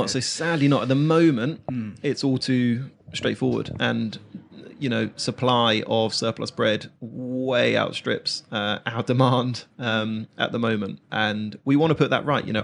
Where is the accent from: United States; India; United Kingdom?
United Kingdom; Reigate, South East England; yeah, yeah, yeah, yeah, Even my, um, my hometown.